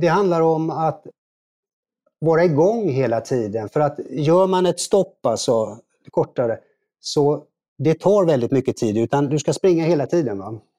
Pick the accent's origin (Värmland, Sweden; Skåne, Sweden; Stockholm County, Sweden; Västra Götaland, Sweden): Västra Götaland, Sweden; Gothenburg; jag är från Göteborg då, född i Göteborg